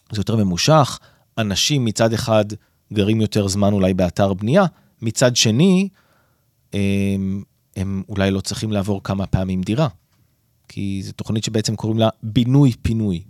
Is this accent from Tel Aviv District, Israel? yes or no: no; Northern District, Israel; אני גדלתי ביישוב קהילתי בצפון